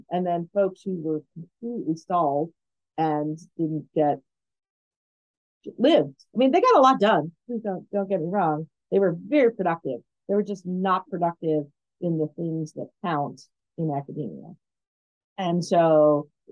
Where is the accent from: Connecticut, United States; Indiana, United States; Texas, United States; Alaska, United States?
Alaska, United States; moved away; when I grew up in Alaska